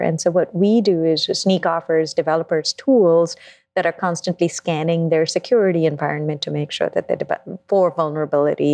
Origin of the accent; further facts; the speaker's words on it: Mumbai, Maharashtra, India; moved away as an adult; also born or lived in London, United Kingdom; now in New York, United States; I grew up in India, in Mumbai, and then I moved to London for college